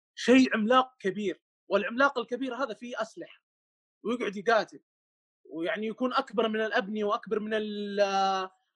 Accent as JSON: {"language": "Arabic", "town": "Mecca", "region": "Makkah Province", "country": "Saudi Arabia", "said": "عندنا في مكه هنا"}